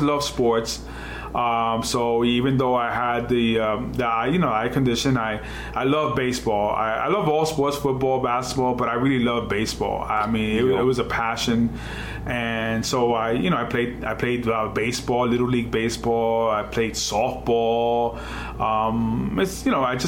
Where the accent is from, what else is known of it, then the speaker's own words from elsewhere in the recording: New York City, New York, United States; I'm from New York City, born and raised in New York all my life